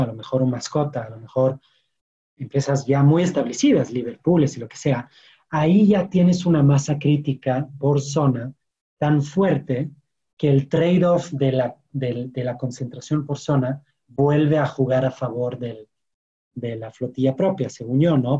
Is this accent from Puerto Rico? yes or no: no; France; Spanish is a second language; moved away as an adult; also born or lived in London; now in Mexico; yo soy francés y llegué a México hace ocho, años